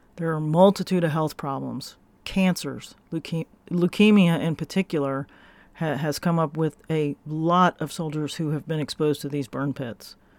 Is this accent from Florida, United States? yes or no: yes; Florida, United States; I am from Florida